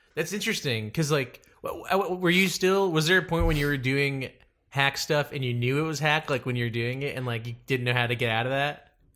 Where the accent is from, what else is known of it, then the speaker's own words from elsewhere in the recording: Dallas, Texas, United States; moved away; also born or lived in Connecticut; I'm from Dallas